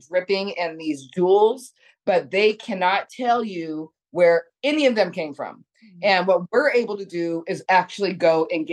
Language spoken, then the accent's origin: English; Monterey, California, United States; moved away as an adult; also born or lived in Washington, D.C. / New York City / Los Angeles; I'm from Monterey, California.